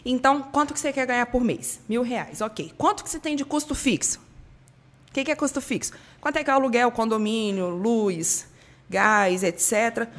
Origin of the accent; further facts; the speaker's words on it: Espírito Santo, Brazil; moved away as an adult; now in Rio de Janeiro, Brazil; Eu sou capixaba, fui morar sozinha no Rio de Janeiro em 2005